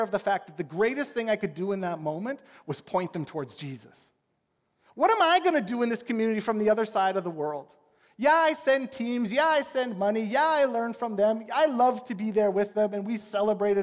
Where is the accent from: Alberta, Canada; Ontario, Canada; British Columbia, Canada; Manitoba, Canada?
Alberta, Canada; Edmonton; also born or lived in Regina; now in Saskatoon, Canada; I'm from Edmonton. I'm an Edmonton Oilers fan